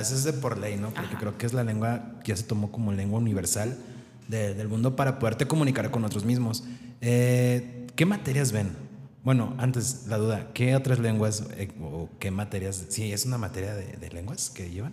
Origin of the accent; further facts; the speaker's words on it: Mexico; los mexicanos que muchas veces nos caracterizan porque somos muy, no sé, alivianados